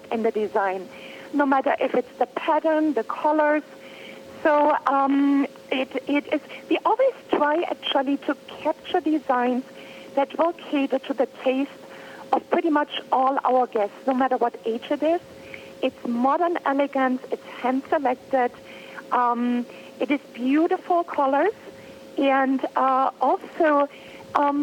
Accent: Germany; now in California, United States; I was born in Germany

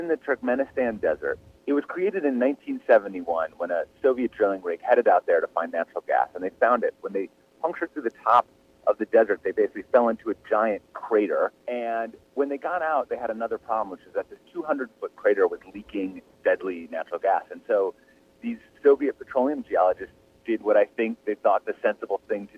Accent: Midwest, United States; I grew up in the Midwest

